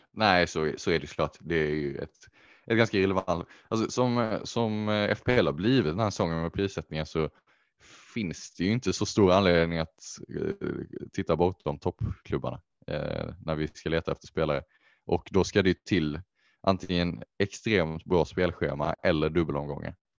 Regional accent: Sweden; dels som svenskar

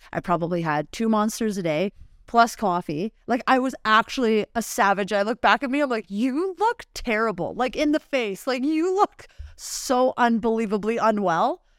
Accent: Nelson, British Columbia, Canada; moved away as an adult; So I was living in B C, and so I grew up actually in Nelson, B C. I moved here, uh, February twenty twenty.

